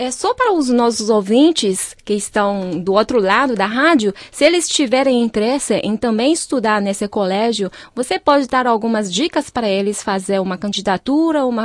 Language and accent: Portuguese; Brazil; also born or lived in São Paulo; Nasci no Brasil, meus pais vieram da China.